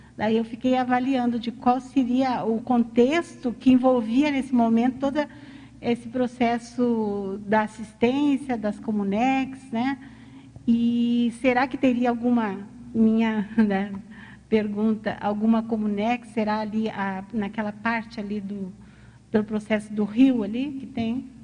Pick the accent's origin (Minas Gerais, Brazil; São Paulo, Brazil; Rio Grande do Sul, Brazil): Rio Grande do Sul, Brazil; eu sou do Rio Grande do Sul